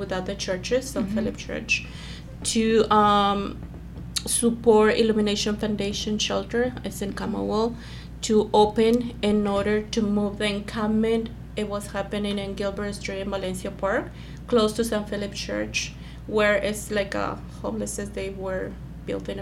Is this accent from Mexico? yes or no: yes; Mexico; moved away as an adult; now in Fullerton, United States; I came from Mexico in 1996, cleaning houses, escaping domestic abuse. With two little ones